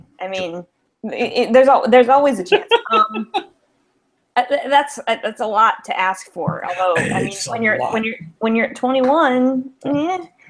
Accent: Erie, Pennsylvania, United States; I grew up in Erie

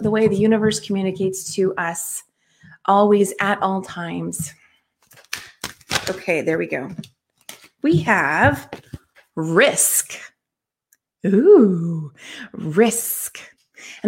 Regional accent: California, United States; also born or lived in Oklahoma; I'm from California, but lived in Oklahoma for a few years as a kid and then came back

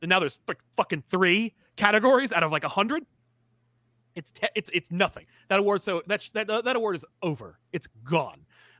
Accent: India; I grew up in India, and both Marvel and DC published via third party, and we got Spider-Man India out of it.

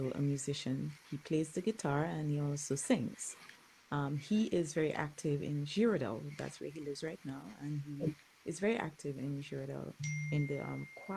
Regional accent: Dominica; moved away as an adult; now in United States; I was born in Dominica. I taught in Dominica for a little while, and then I moved to the United States

